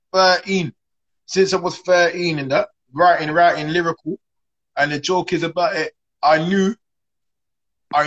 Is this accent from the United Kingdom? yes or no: yes; London, United Kingdom; I'm from East, yeah, UK